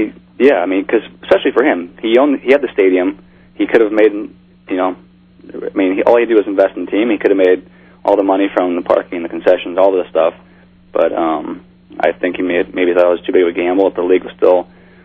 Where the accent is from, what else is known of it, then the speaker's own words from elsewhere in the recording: Midwest, United States; moved away; I grew up in the Midwest, so I always did a lot of bass fishing